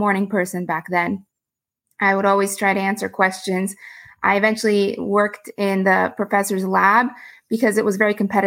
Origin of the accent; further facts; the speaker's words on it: Houston, Texas, United States; also born or lived in Austin, Texas; I grew up in Houston, Texas, which is a big energy city